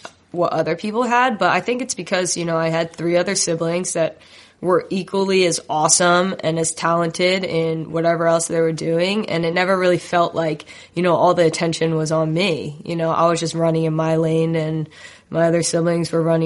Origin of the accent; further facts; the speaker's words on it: New Jersey, United States; I grew up in Jersey, which is a hotbed for soccer.